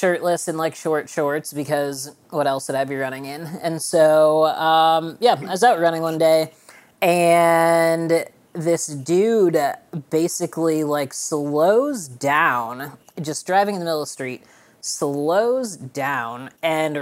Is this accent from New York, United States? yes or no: no; Illinois, United States; moved away as an adult; also born or lived in Boulder, Colorado / Leadville, Colorado / Las Vegas, Nevada; I moved back to Illinois and basically my hometown because I got married